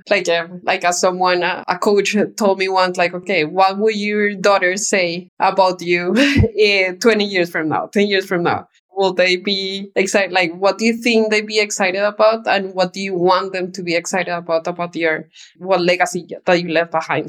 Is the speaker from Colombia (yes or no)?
yes; Bogota, Bogotá Capital District, Colombia; moved away; I was born in Bogota, Colombia, and lived in the outskirts of the city. So as a child, nature was a big part of my life.